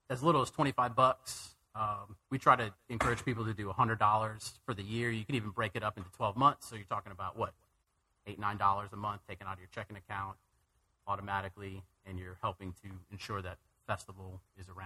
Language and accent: English; California, United States; born there; also born or lived in Wisconsin / Houston / Arizona; I was born in California, moved to Wisconsin, Houston, Arizona.